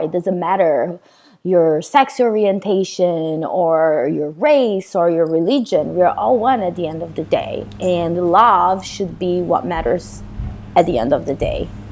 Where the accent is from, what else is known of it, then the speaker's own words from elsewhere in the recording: Goiânia, Goiás, Brazil; English is a second language; moved away as an adult; also born or lived in Sweden; now in Los Angeles, United States; when I was uh, a little girl growing up in Brazil